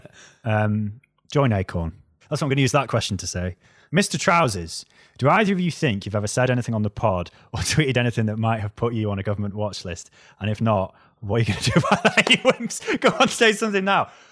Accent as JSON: {"language": "English", "region": "North Wales", "country": "United Kingdom", "accent": "North Wales", "moved": "as an adult", "lives_now": "England", "said": "listen to my accent, right? North Wales"}